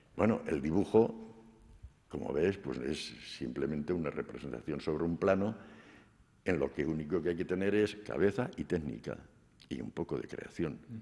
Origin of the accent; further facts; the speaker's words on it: Belmonte, Castilla-La Mancha, Spain; also born or lived in La Peraleja / Madrid; now in Murcia, Spain; regresamos a Belmonte y aquí pasé mi infancia